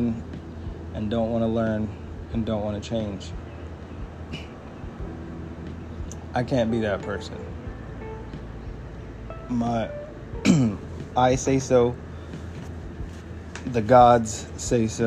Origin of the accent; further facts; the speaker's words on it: Fayetteville, North Carolina, United States; I was born on March 6, 1992, from Fayetteville, North Carolina